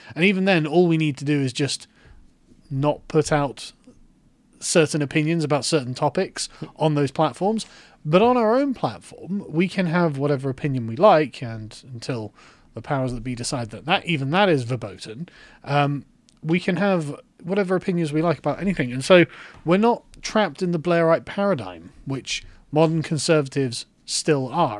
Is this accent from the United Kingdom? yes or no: yes; England, United Kingdom; I am an Englishman. I live in England.